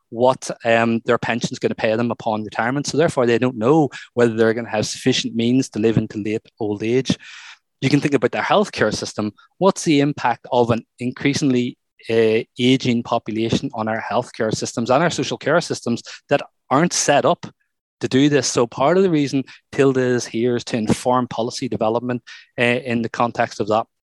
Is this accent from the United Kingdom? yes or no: no; Ireland; some of the work that I've done before with growing up in Ireland